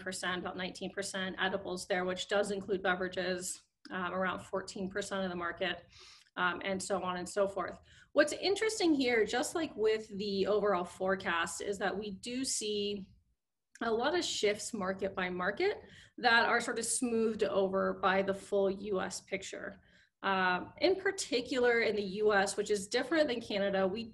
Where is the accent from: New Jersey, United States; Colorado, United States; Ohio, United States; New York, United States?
Colorado, United States; Colorado proud, you know, I'm from Colorado